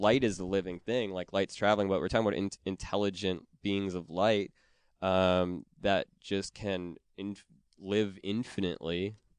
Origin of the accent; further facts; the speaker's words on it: Wisconsin, United States; I'm from Wisconsin